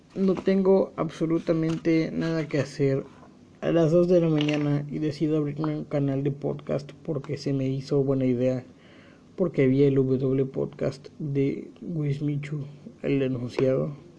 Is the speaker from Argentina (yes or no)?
no; Mexico; Como buen mexicano que soy